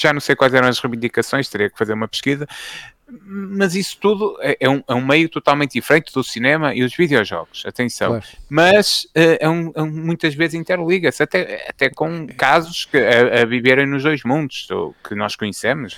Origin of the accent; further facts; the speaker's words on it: Fafe, Norte, Portugal; eu sou de Faf, né? acho que eh, quem não souber fica a saber, até, mas que pelo sotaque notava-se